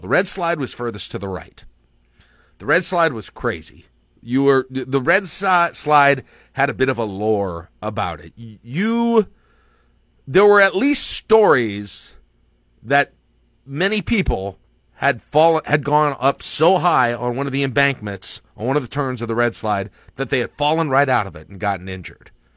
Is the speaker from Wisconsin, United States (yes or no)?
no; Lincoln, Nebraska, United States; also born or lived in Mitchell, South Dakota; my memories of growing up in Lincoln really start there in nineteen eighty-six